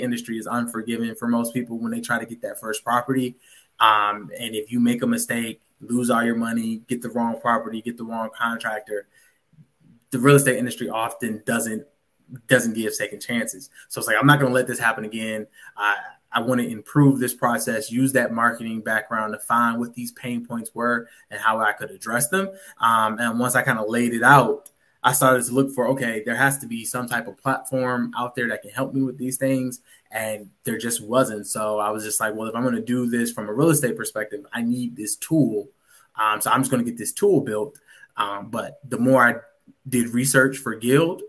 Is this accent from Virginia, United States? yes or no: yes; Virginia, United States; moved away as an adult; also born or lived in Washington, D.C. / Detroit; born and raised in Virginia